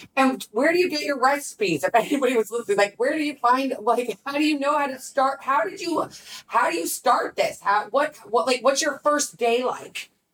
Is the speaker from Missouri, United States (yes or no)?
yes; St. Louis, Missouri, United States; my hometown is St. Louis, to be honest with you. That's where I grew up.